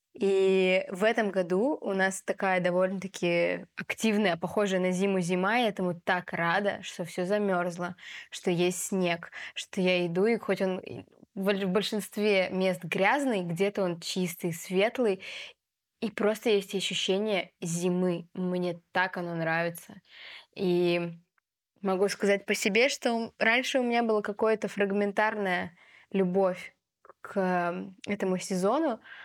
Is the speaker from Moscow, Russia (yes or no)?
no; Biysk, Altai Krai, Russia; moved away; also born or lived in Saint Petersburg; в моем родном городе Бийске